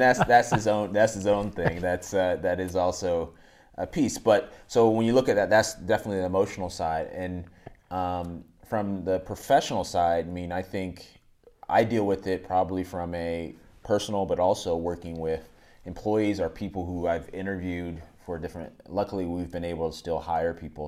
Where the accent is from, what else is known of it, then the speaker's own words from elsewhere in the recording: Northern Virginia, United States; also born or lived in Atlanta, Georgia; I was born in Atlanta, but I grew up in, from when I was twelve, eleven. When I was eleven till through twen-, about twenty, I, I lived in Virginia, Northern Virginia, right outside the D C area